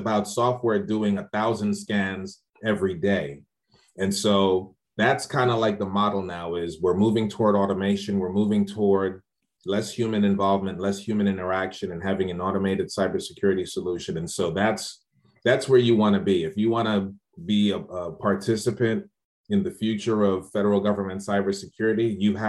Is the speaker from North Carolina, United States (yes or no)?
no; Largo, Maryland, United States; And I'm like, yeah, I'm from Largo, Maryland.